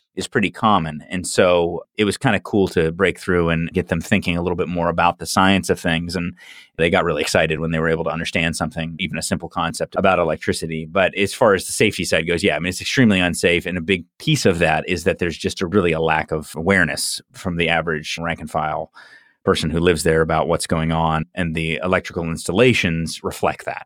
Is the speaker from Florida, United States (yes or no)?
yes; Orlando, Florida, United States; I grew up in Orlando, and we used to always complain about the traffic here